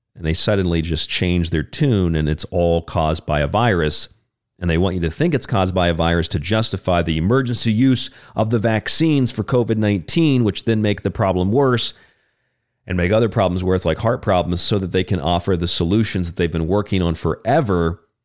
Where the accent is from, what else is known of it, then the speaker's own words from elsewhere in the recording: Florida, United States; my home state of Florida